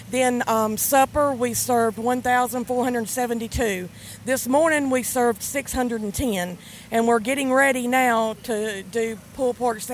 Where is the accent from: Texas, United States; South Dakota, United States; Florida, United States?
Florida, United States; Marianna; we're from Marianna, Florida.